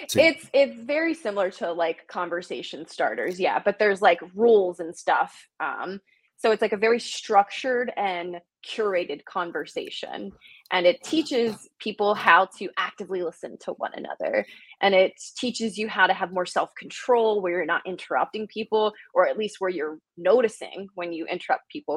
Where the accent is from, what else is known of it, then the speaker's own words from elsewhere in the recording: New Jersey, United States; moved away; I am originally from New Jersey.